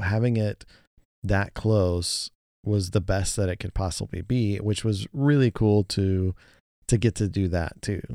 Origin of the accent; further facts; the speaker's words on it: United States; as an American